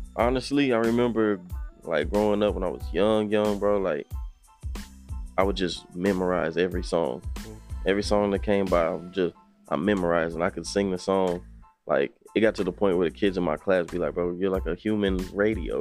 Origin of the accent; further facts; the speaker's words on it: Austin, Texas, United States; also born or lived in Temple, Texas; I'm originally from Temple, but I was raised in Austin